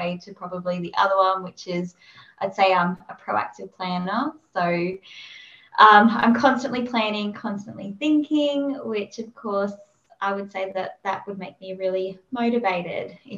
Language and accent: English; Perth, Western Australia, Australia; moved away; So I'm originally from Perth, so we flew from Perth to Sydney